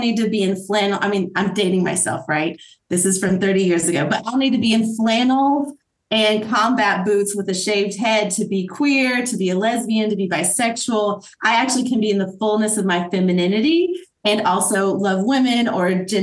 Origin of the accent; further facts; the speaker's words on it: Asheville, North Carolina, United States; We lived in Asheville, right outside of Asheville, North Carolina, growing up